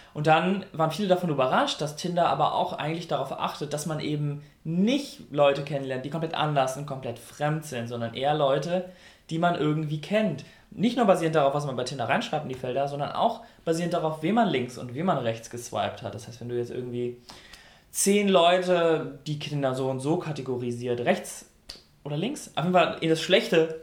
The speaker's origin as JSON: {"language": "German", "region": "North Rhine-Westphalia", "country": "Germany", "said": "ich komme aus NRW"}